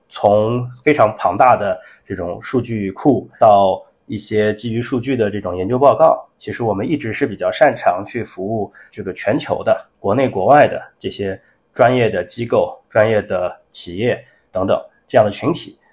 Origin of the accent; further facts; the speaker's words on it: China; 我们中国人，我们也习惯了说，在微信上，不管是聊天还是说工作上，都用微信